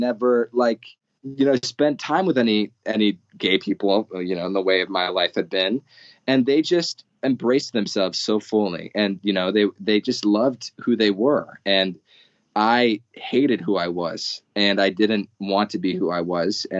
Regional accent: Arizona, United States; I'm from Arizona. It's a very white area

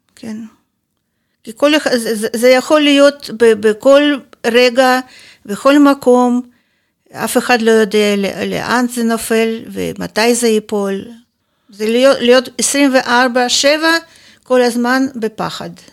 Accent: Kharkiv, Kharkiv Oblast, Ukraine; Hebrew is a second language; moved away as an adult; now in Israel; נולדתי בחרקוב. עד גיל 39 וחצי הייתי גרה בחרקוב

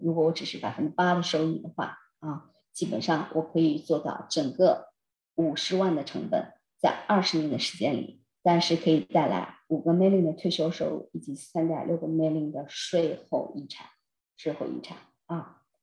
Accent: China; moved away as an adult; now in Canada; 我们中国人

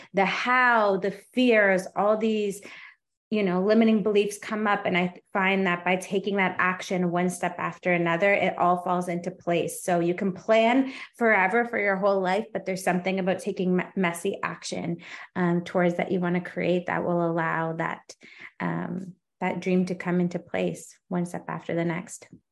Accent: Canada; I'm Canadian too

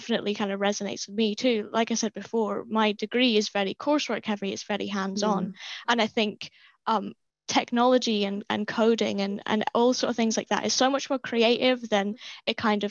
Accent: Wick, Scotland, United Kingdom; moved away; also born or lived in Dundee; I'm from Wick, which is super rural, basically, as far north as you can possibly go

